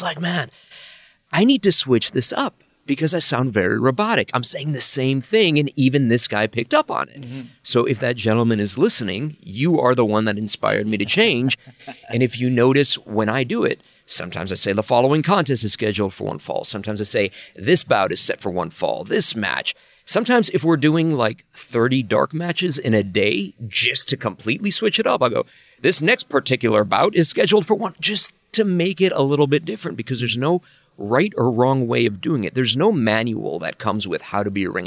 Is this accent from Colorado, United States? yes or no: no; Chicago, Illinois, United States; I grew up in Chicago